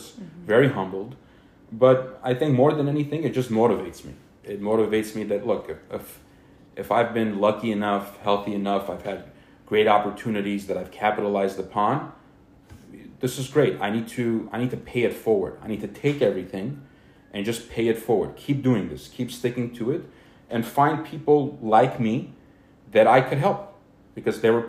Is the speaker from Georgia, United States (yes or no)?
no; Glendale, California, United States; I grew up in Glendale. I grew up here